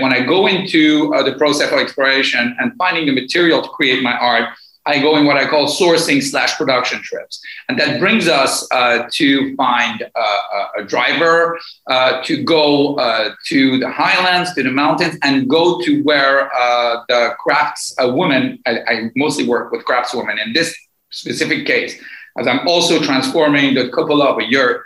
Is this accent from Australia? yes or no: no; Morocco; also born or lived in Tehran, Iran; now in Athens, Greece; I grew up in Morocco after the Iranian Revolution